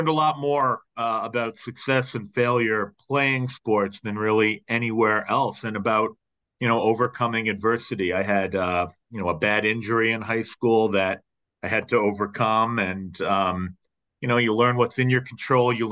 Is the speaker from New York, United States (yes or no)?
no; Boston, Massachusetts, United States; I grew up just a couple miles from Fenway Park